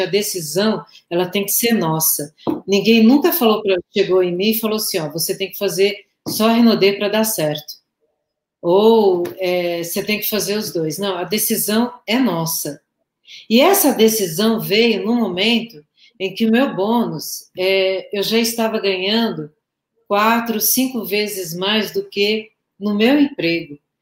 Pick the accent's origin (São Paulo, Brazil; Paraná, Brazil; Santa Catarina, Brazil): São Paulo, Brazil; moved away as an adult; also born or lived in Osasco; now in Goiânia, Brazil; eu sou de São Paulo, tá? Capital.